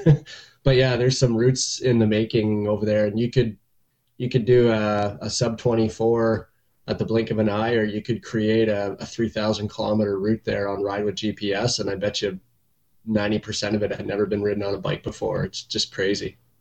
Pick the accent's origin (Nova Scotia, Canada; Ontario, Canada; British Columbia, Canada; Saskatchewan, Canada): Ontario, Canada; Pembroke; also born or lived in Beachburg, Ontario; I'm from Pembroke